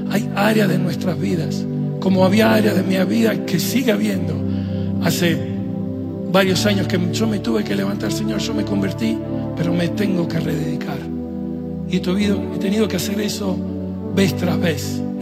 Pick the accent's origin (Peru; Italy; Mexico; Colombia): Italy; yo soy italiano, mi esposa argentina, Estamos, que siempre hay drama